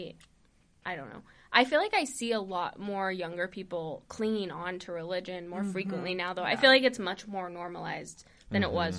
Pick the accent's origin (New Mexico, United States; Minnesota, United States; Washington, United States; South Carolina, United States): New Mexico, United States; moved away as an adult; also born or lived in California; I didn't get into religion until we moved to New Mexico, because we moved there from California. Mm-hmm. And we moved to New Mexico, and probably when I was, I'd say 10